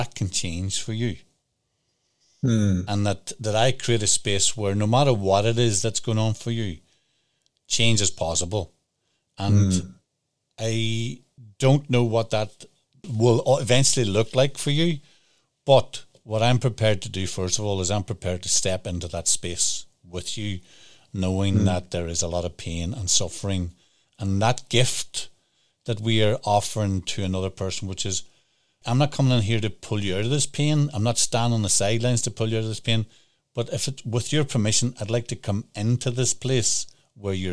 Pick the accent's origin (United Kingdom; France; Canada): United Kingdom; Northern Ireland; I grew up in Northern Ireland